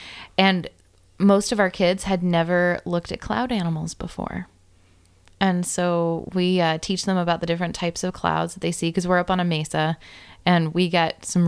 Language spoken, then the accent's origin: English; San Diego, California, United States